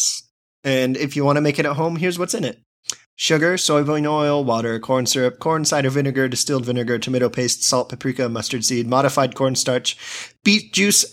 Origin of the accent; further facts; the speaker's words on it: United States; as an American